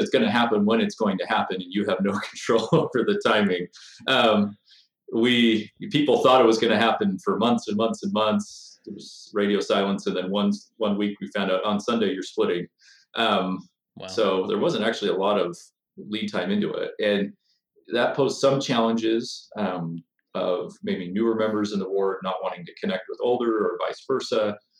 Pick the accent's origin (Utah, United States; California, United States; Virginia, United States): Utah, United States; Bountiful; also born or lived in Illinois / New York City; I'm from Davis County, grew up in Bountiful Centerville area.